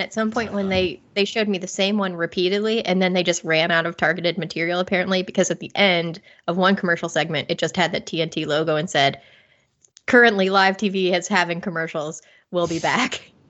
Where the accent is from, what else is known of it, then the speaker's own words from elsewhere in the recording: Cincinnati, Ohio, United States; moved away as an adult; now in England, United Kingdom; I just took a vacation back to the States, back to my hometown of Ohio, Cincinnati, Ohio.